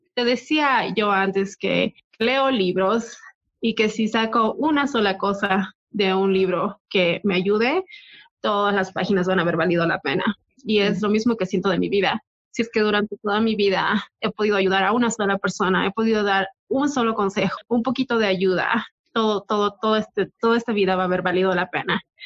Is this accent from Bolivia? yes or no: yes; Bolivia; moved away; donde crecí en Bolivia